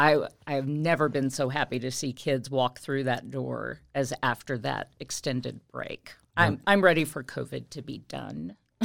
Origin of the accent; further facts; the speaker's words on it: Kentucky, United States; born there; I was born in Kentucky. But my family moved around quite a bit.